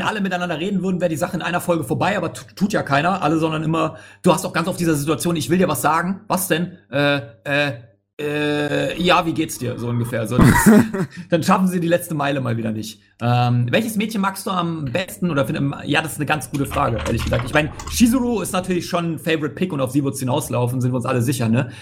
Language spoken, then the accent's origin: German; Hamburg, Germany; ich bin Hamburger, tatsächlich